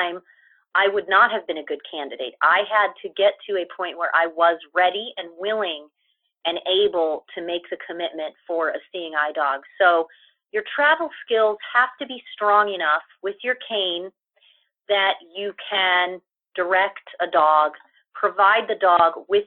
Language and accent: English; Ohio, United States; moved away; also born or lived in East Coast / Chicago; I am actually originally from Ohio, but I've had the opportunity to live in quite a few different places on the East Coast for a while, but then also in Chicago